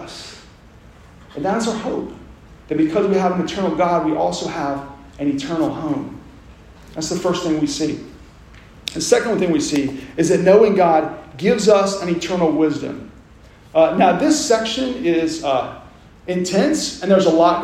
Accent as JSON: {"language": "English", "region": "Oklahoma", "country": "United States", "tie": "born or raised there", "said": "I grew up in Quito, Oklahoma, where we had a family farm in the Choska River bottoms between Coweta and Redbird and Porter and Haskell."}